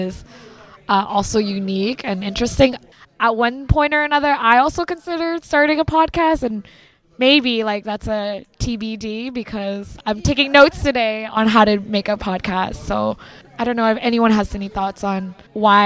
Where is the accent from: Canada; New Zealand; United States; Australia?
Canada; Brampton, Ontario; my own community being growing up in Brampton